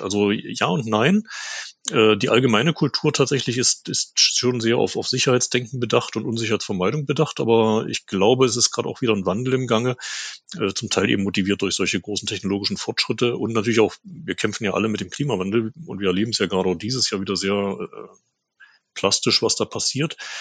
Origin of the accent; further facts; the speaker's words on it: Germany; in Deutschland